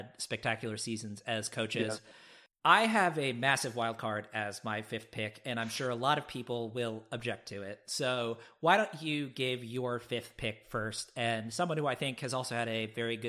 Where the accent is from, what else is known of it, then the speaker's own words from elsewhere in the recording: New York City, New York, United States; I was born and raised in New York City